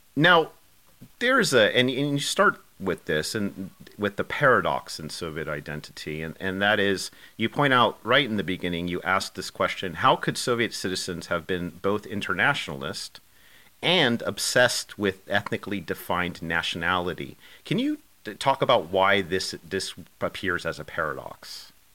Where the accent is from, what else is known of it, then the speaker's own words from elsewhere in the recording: United States; I'm speaking myself as an American